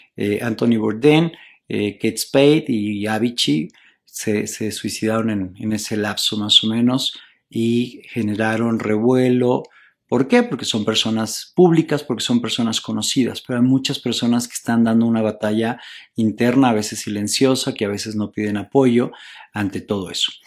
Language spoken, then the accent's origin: Spanish; Mexico; en mi país, en México